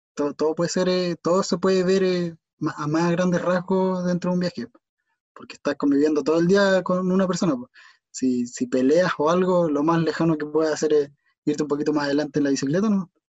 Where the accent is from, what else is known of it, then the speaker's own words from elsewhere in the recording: Chile; somos chilenos